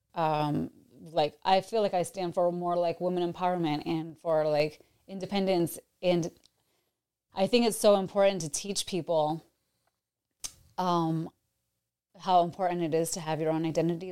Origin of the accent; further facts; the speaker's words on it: New York, United States; now in Tampa, United States; I'm from New York, but I have, have lived in Tampa for the past twenty years